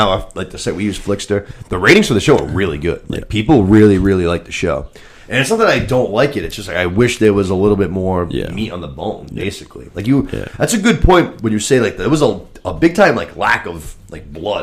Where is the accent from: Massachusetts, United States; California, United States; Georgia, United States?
Massachusetts, United States; We're from Massachusetts